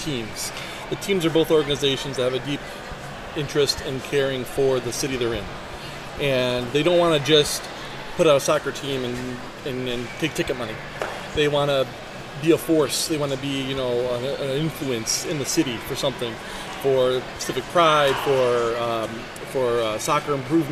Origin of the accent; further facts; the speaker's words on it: Belleville, Michigan, United States; I'm from Belleville, Michigan.